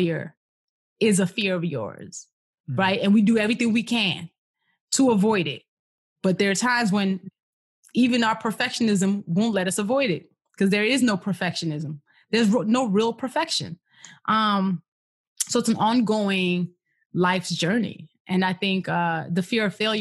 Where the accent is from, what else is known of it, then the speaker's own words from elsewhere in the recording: Nigeria; moved away; born and raised in Nigeria